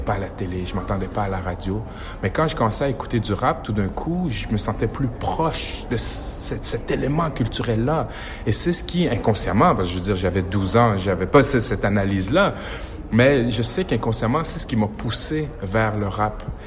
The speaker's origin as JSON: {"language": "French", "region": "Quebec", "country": "Canada", "accent": "Québécois"}